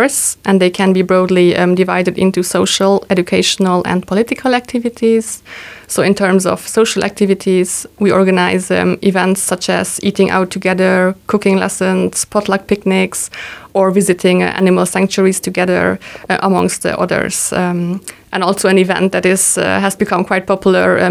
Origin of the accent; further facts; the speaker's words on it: Luxembourg; also born or lived in Hungary / Malta / Tokyo, Japan; I was born in Hungary, but I grew up here in Luxembourg